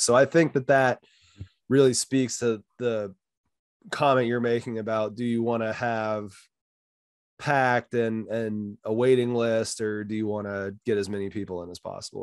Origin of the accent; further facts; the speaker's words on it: Hays, Kansas, United States; moved away; also born or lived in Denver / Wisconsin; I grew up in Hayes